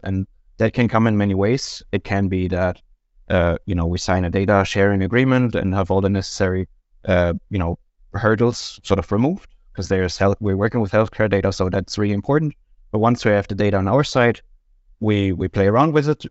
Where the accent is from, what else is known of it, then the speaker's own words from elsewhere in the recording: Germany; moved away as an adult; now in Denmark; I'm from Germany originally, have been living in Denmark for about ten years now